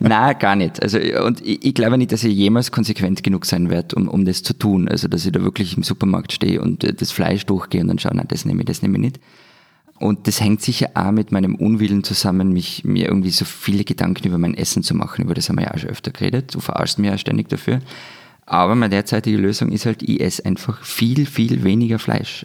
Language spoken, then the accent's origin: German; Tyrol, Austria; accent: Tyrolean; mit meinem Tiroler Dialekt